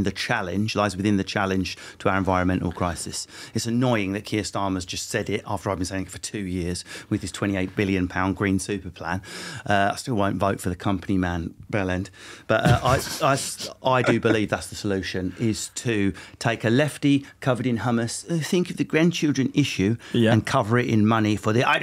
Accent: Essex, East of England, United Kingdom; now in Cheshire, United Kingdom; I'm from Essex.

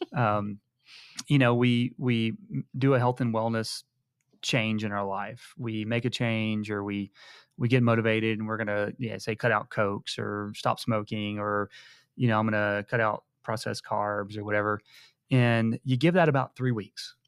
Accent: High Island, Texas, United States; moved away; I'm from High Island, Texas

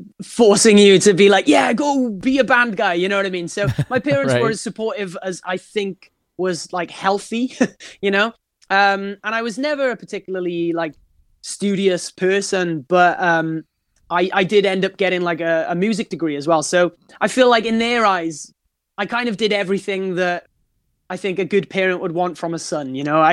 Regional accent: Wales, United Kingdom; Yeah, Wales is a really, really special place because, you know, we've got this, we're a very passionate nation, first and foremost.

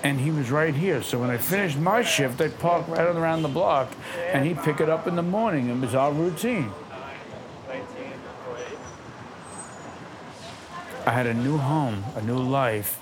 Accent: New York City, New York, United States; I was a runaway from Brooklyn. My parents worked for the city of New York

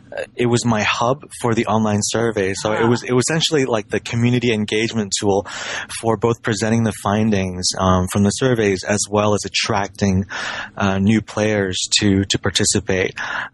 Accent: Hong Kong; Sure. I've always been a gamer. You know, I grew up in Hong Kong.

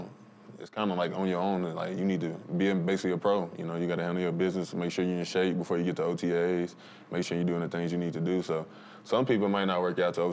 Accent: Texas, United States; now in Denver, United States; I'm from Texas

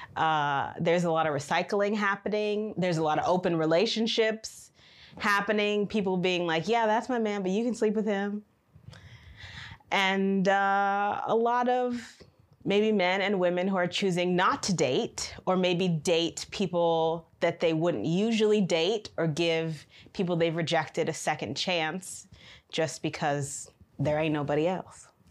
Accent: Michigan, United States; now in China; I am from Michigan in the United States

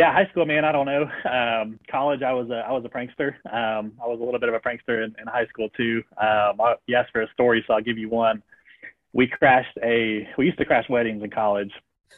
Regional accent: Cary, North Carolina, United States; moved away as an adult; also born or lived in Alabama; my hometown of Cary, North Carolina

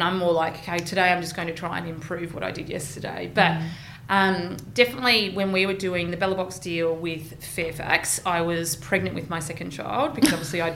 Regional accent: Geelong, Victoria, Australia; now in Melbourne, Australia; I'm from Geelong

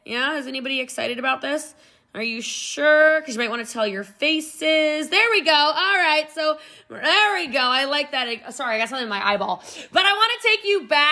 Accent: Middletown, Maryland, United States; moved away; also born or lived in Gaithersburg, Maryland; I did grow up in Middletown, Maryland

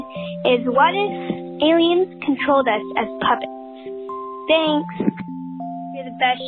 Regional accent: Texas, United States; I'm from Texas.

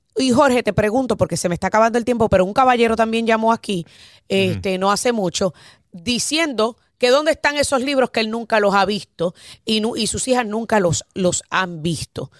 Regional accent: Puerto Rico; como puertorriqueña

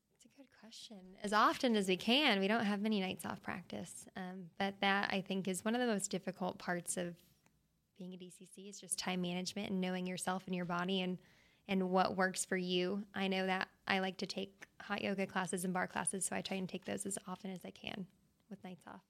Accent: Tucson, Arizona, United States; moved away as an adult; now in Dallas, United States; Born and raised Tucson, went to college there, University of Arizona.

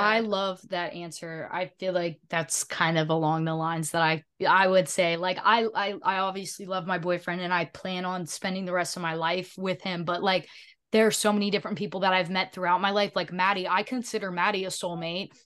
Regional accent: the South, United States; I'm from the South

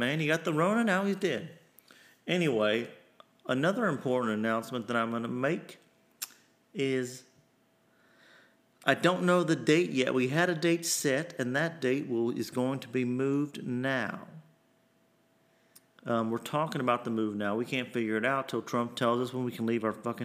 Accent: Kentucky, United States; my hometown in Kentucky

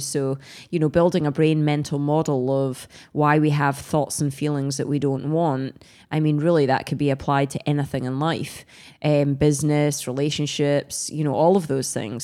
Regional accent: Scotland, United Kingdom; I'm Scottish

